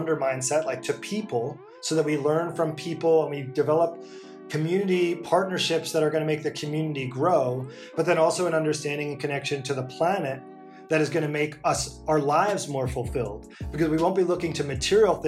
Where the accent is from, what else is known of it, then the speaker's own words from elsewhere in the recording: New York, United States; moved away as an adult; also born or lived in rural Mexico; now in Mexico; I'm from New York